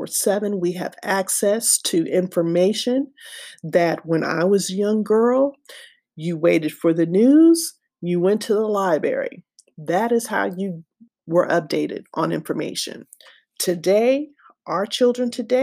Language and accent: English; United States; as an American citizen